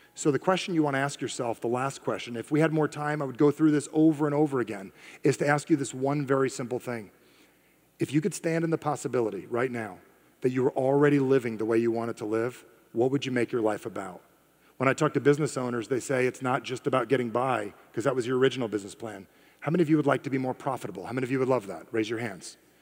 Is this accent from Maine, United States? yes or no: no; New Jersey, United States; I am from Jersey